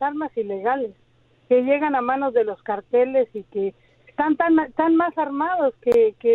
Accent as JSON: {"language": "Spanish", "country": "Mexico", "moved": "as an adult", "lives_now": "United States", "said": "yo soy mexicana, yo vine a este país hace casi 35 años, yo estudié periodismo allá"}